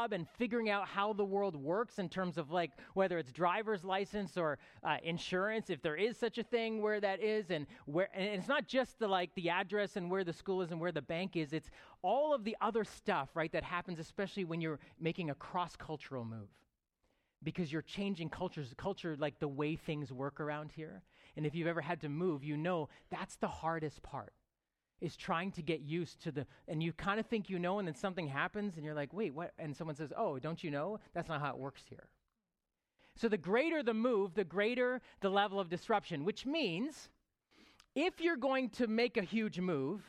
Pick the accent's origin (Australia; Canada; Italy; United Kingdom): Canada; Toronto, Ontario; I lived in Rexdale for about 21 years, where my church was 30 yards away, my high school was 100 yards away, and that was sort of my life. 39 of those years, I lived in the 6, like, as we know, the GTA